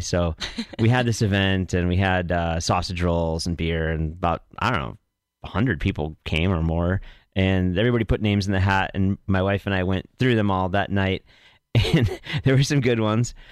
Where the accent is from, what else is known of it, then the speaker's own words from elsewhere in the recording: Glenview, Illinois, United States; moved away; also born or lived in Carbondale, Illinois / Chicago, Illinois; I grew up in Glenview, the suburb of Chicago, and went to high school and graduated there